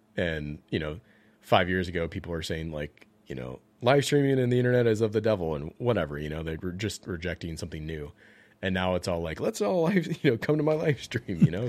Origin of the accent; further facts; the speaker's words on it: the South, United States; I grew up in the South